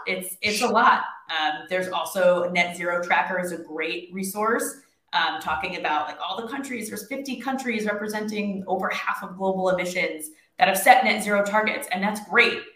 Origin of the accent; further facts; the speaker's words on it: New York, United States; I am from New York and I live in New York